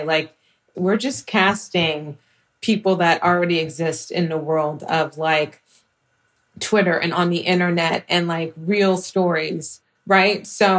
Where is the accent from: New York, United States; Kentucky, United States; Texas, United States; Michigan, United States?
Texas, United States; Houston; being from Houston and just like having a real relationship, I think, with just being a black woman